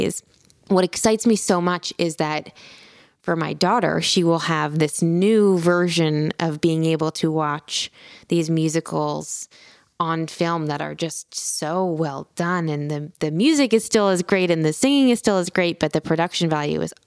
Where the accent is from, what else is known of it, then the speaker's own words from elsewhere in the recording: Philadelphia, Pennsylvania, United States; moved away; also born or lived in New York; I grew up in Philadelphia, I was so close to New York